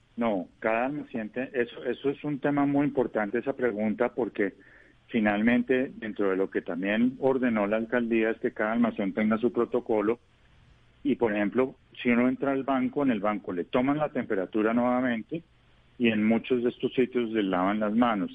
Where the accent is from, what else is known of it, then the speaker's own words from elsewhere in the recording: Colombia; como colombiano